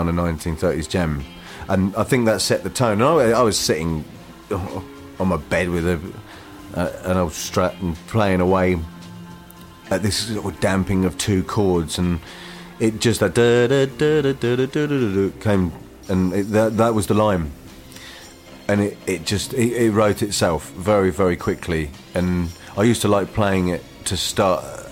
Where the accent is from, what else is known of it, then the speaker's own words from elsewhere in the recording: Harwich, East of England, United Kingdom; my hometown in Harwich in Essex